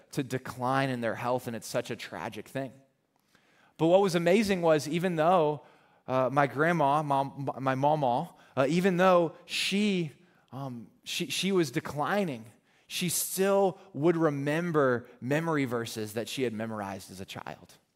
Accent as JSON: {"language": "English", "region": "the South", "country": "United States", "said": "I called her Mama because we're from the South"}